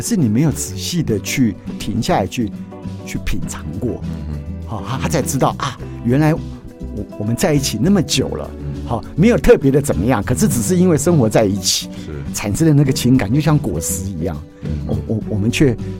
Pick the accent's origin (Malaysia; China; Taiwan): Taiwan; Miaoli County; moved away; 我的家乡啊，是。苗栗